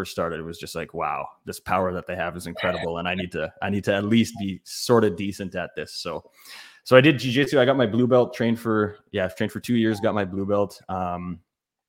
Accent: Prince Albert, Saskatchewan, Canada; also born or lived in Edmonton, Alberta; now in Regina, Canada; I grew up in Prince Albert, Saskatchewan

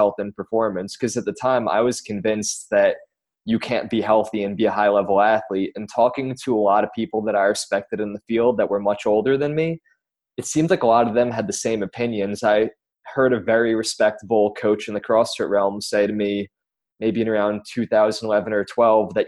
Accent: Long Island, New York, United States; I'm from Long Island

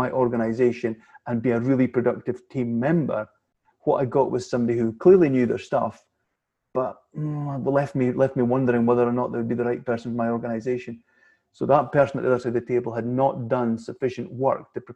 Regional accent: Scotland, United Kingdom; like most Scottish people

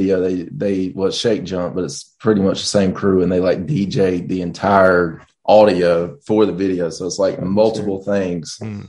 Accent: the South, United States; growing up in the South here in America

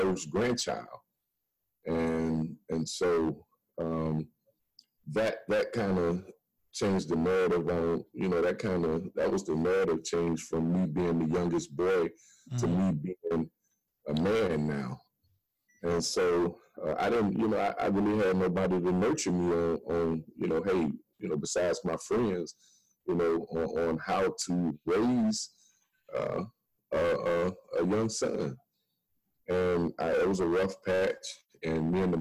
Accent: Midwest, United States; now in Miami, United States; I was born in Miami, but of course I was raised in the Midwest

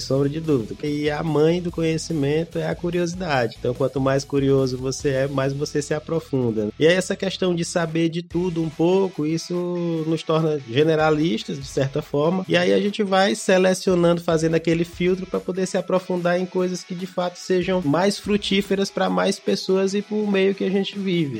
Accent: Teresina, Piauí, Brazil; Eu sou de Teresina desde que nasci

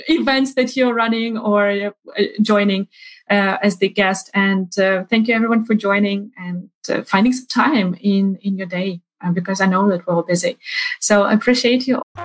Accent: Ukraine; moved away; also born or lived in Sweden; I'm originally from Ukraine

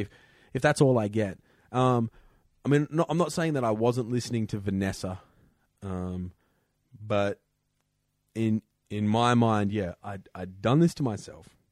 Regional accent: Perth, Western Australia, Australia; moved away; I come from Perth. It's the third windiest city in the world.

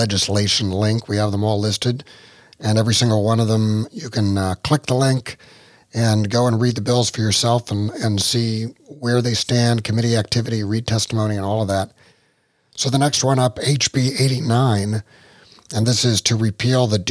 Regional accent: West Virginia, United States; Well, I'm from West Virginia

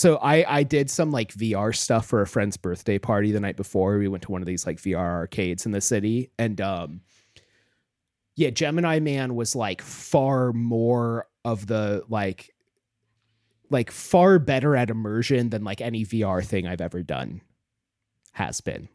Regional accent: Homer, Alaska, United States; moved away; Homer, my hometown, is, like, a very beautiful, nice place.

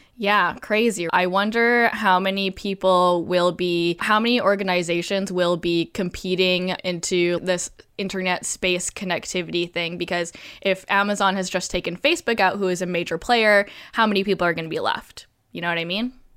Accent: Canada; I'm Canadian

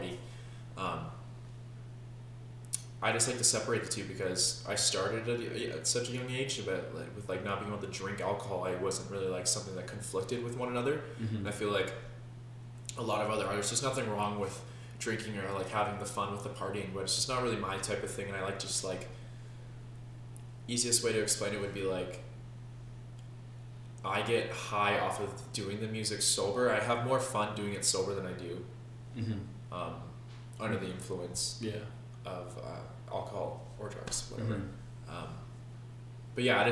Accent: Kelowna, British Columbia, Canada; born and raised in Kelowna, beautiful BC

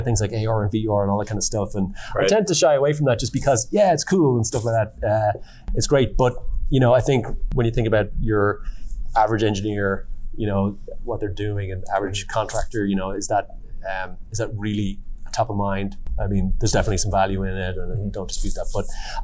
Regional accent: Ireland; I'm from Ireland

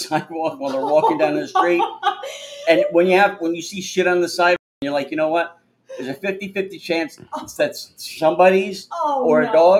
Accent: Bethlehem, Pennsylvania, United States; Oh, Pennsylvania. All right. I was from Bethlehem.

